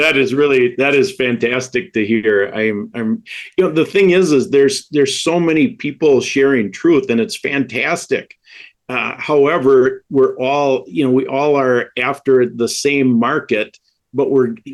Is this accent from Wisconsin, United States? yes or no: yes; Wisconsin, United States; I'm from Wisconsin